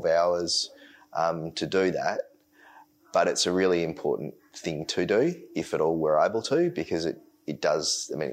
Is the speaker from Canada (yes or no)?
no; Bunbury, Western Australia, Australia; I was born in Bunbury. I still live in Bunbury